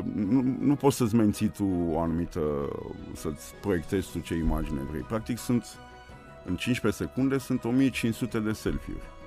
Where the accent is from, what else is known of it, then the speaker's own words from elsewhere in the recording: Bucharest, Romania; sunt născut aici, în, Brâncovenesc, în mijlocul orașului și acolo mă simt bine, în jurul locului în care m-am născut, la Piața Unirii